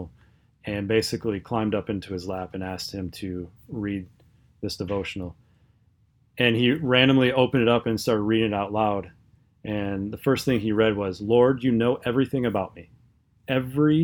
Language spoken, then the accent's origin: English; United States